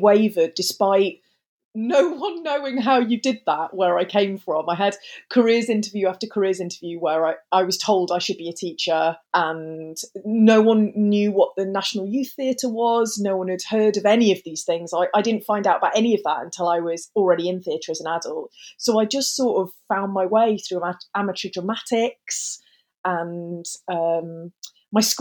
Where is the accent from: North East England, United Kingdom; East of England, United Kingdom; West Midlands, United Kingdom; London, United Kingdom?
West Midlands, United Kingdom; Staffordshire Moorlands; also born or lived in Stoke-on-Trent; I'm from Staffordshire. So I grew up in the Moorlands, which most people, the easiest way for them to understand that is it's where Alton Towers is. As a teenager, I lived in the centre of Stoke-on-Trent.